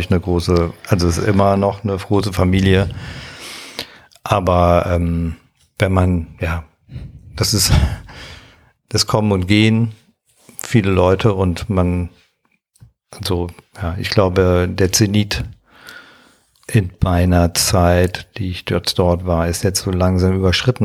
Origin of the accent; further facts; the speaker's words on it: Waldorf, Rhineland-Palatinate, Germany; moved away as an adult; now in near Cologne, Germany; bin aufgewachsen in Waldorf, das ist in einem 800 Seelen ähm, Dorf im Kreis Ahrweiler in der Nähe des Ahrtals